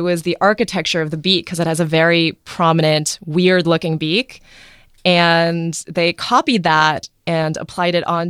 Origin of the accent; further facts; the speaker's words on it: Athens, Ohio, United States; born there; also born or lived in Boston; So I was born in small town Athens, Ohio.